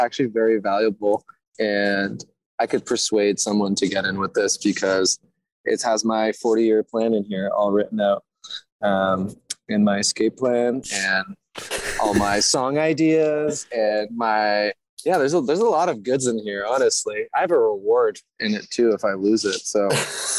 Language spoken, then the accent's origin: English; Toronto, Ontario, Canada; We're from Toronto